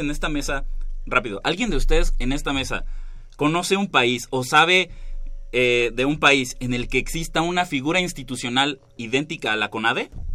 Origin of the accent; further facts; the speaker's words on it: Mexico; como buen mexicano